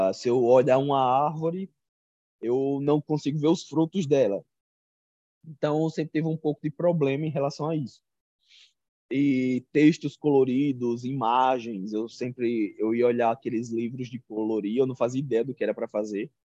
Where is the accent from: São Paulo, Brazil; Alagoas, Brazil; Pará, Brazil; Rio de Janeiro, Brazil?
Alagoas, Brazil; Arapiraca; eu sou do interior de Alagoas, de uma cidade chamada Arapiraca, a terra do fumo